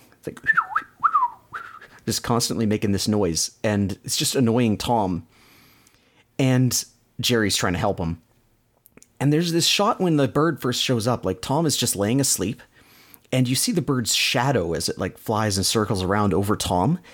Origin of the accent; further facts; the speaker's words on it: Canada; accent: Canadian; my Canadian accent.